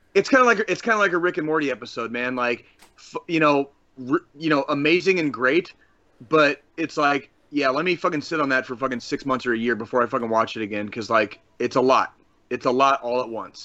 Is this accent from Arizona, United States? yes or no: yes; Tucson, Arizona, United States; now in Kansas City, United States; When I was a kid growing up in Tucson, Arizona